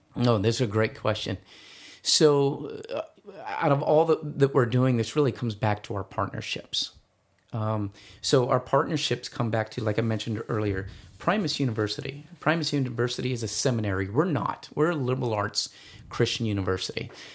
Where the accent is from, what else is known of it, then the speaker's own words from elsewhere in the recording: East Valley, Arizona, United States; I'm from the East Valley